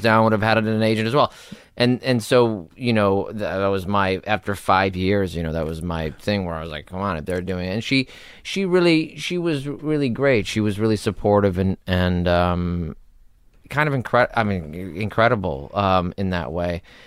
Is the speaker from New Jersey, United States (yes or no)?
no; Los Angeles, California, United States; I was born in Hollywood, raised in North Hollywood